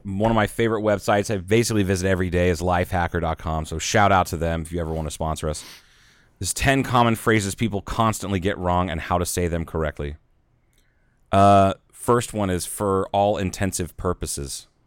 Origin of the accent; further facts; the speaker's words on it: Southern Midwest, United States; also born or lived in Northwest Arizona; now in Arizona, United States; but it's like Southern Midwest, 'cause I'm not from the Upper Midwest